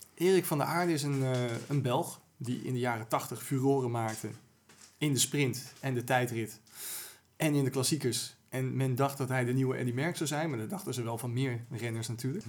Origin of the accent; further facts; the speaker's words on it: Amsterdam, North Holland, Netherlands; als Amsterdammer